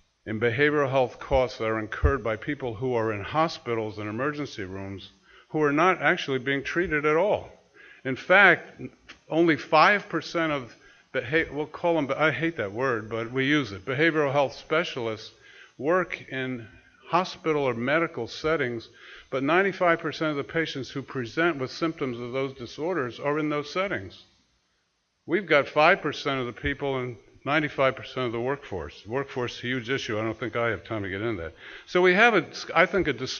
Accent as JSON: {"language": "English", "region": "New Jersey", "country": "United States", "also_born_or_lived": "New York", "moved": "yes", "lives_now": "Massachusetts, United States", "said": "I'm from New Jersey, but I live in Massachusetts."}